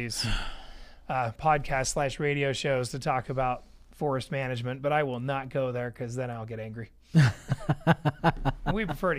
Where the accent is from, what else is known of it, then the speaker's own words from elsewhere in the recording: Idaho, United States; now in Cedar City, United States; do you have a lot of traffic here in Cedar City? I was from Idaho.